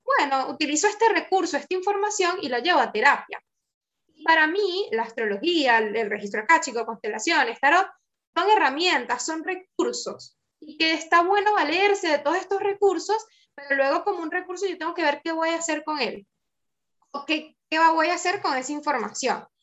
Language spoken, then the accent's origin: Spanish; Venezuela; now in Argentina; nosotros somos, venimos de Venezuela